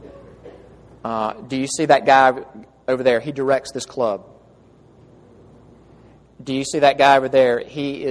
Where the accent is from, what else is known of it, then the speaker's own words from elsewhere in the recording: Jackson, Mississippi, United States; moved away; home in Jackson, Mississippi, where I'm from